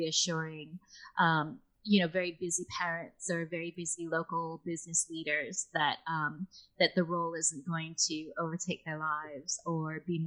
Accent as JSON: {"language": "English", "country": "United States", "accent": "American", "moved": "yes", "lives_now": "United Kingdom", "said": "I am from America."}